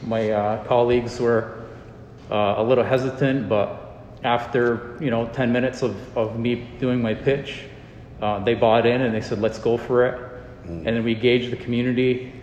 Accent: Akwesasne, Canada; I'm from Akwesasne.

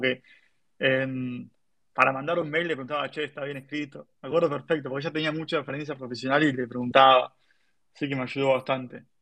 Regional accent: Argentina; tenía que acostumbrarme a una idiosincrasia americana eh, siendo argentino

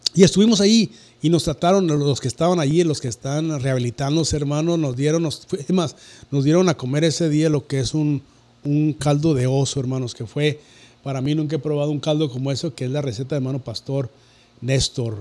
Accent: Cuauhtémoc, Chihuahua, Mexico; soy de una ciudad donde ya entro el lago y la luz que se llama Cuauhtémoc, Chihuahua

